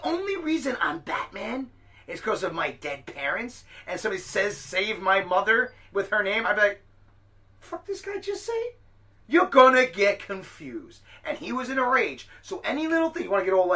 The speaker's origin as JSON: {"language": "English", "town": "New York City", "region": "New York", "country": "United States", "also_born_or_lived": "Staten Island", "moved": "yes", "said": "I'm from Brooklyn"}